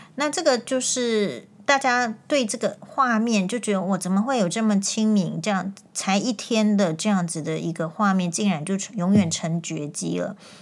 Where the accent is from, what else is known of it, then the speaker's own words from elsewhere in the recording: Taiwan; 我们身为台湾人